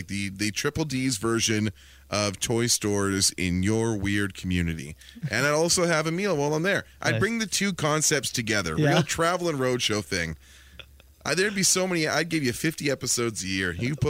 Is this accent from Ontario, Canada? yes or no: no; Langley, British Columbia, Canada; born or raised there